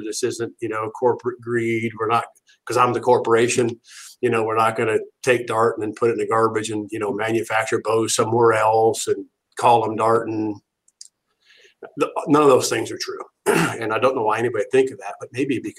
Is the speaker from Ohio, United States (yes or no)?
yes; Ohio, United States; I'm from Ohio